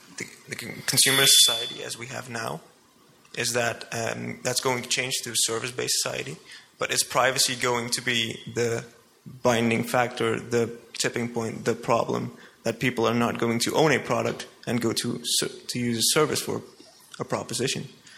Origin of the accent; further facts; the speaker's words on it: Netherlands; I'm from the Netherlands.